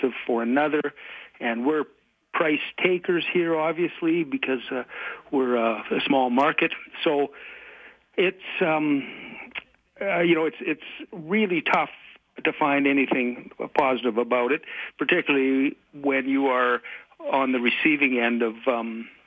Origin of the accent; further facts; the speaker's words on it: Calgary, Alberta, Canada; In my life experience here in Alberta, and I'm born and raised in Calgary